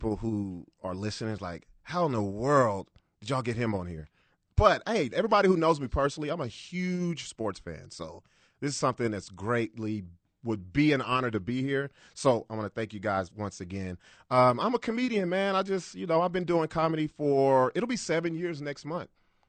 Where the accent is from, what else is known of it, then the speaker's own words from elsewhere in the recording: Long Beach, California, United States; born there; also born or lived in Dallas; now in Albuquerque, United States; So I was born in Long Beach, Cali. I moved here to Albuquerque from Dallas.